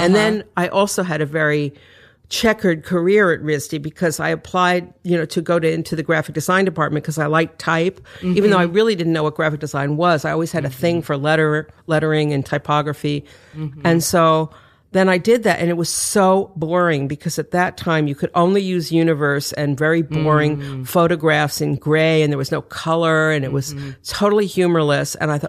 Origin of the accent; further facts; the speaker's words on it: New York City, New York, United States; also born or lived in Detroit / Connecticut; Okay, well, I grew up mostly in Manhattan. I was born in Manhattan, but my parents split up when I was three, and then I moved with my mother to Detroit for a few years